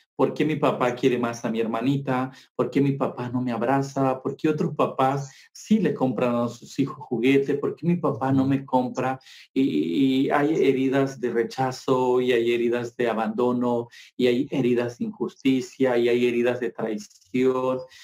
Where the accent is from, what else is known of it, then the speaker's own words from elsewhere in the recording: Mexico; los que venimos de Guerrero, Oaxaca y Chiapas